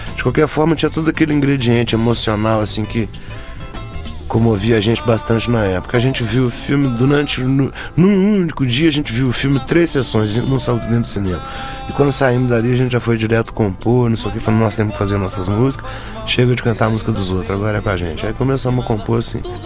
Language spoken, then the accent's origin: Portuguese; Minas Gerais, Brazil; ficava muito enfurnado em Belo Horizonte